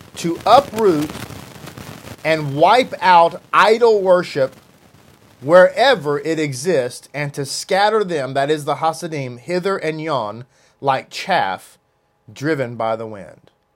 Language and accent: English; United States; As an American, I'm an American